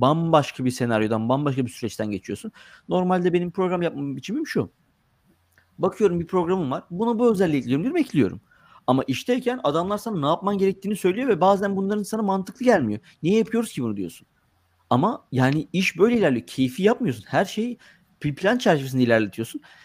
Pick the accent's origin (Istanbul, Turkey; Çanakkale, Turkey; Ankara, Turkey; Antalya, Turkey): Çanakkale, Turkey; Gelibolu; moved away as an adult; now in United States; dördüncü sınıftan itibaren Lise sona kadar Gelibolu'da yaşadım. Çanakkale Gelibolu'da. Dolayısıyla orada doğup büyümedim